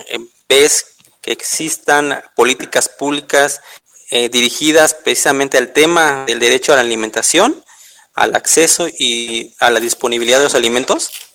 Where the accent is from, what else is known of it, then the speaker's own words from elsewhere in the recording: Mexico; somos mexicanos, esa es nuestra identidad.